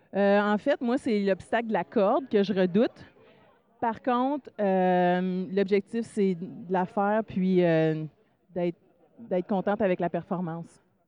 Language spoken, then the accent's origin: French; Gatineau, Quebec, Canada; moi, j'ai grandi à Gatineau